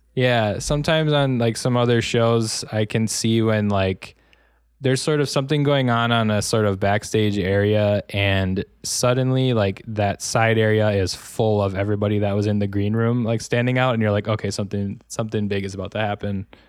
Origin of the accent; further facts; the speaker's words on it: Wisconsin, United States; now in Los Angeles, United States; I grew up in Wisconsin, um, but I saw so much more of it, obviously, when I moved to Los Angeles.